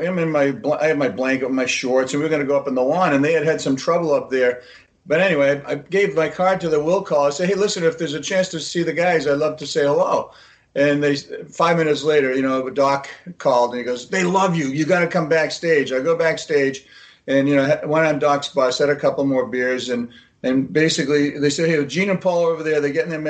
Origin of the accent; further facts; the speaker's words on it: Haifa, Haifa District, Israel; born there; Listen, I was born in Haifa. You know, my mom was in a concentration camp.